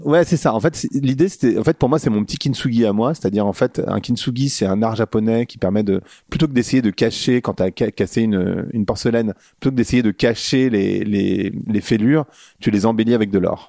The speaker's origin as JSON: {"language": "French", "town": "Paris", "region": "Île-de-France", "country": "France", "also_born_or_lived": "Birmingham / Luxembourg / New York", "moved": "as an adult", "lives_now": "Lisbon, Portugal", "said": "je suis parisien"}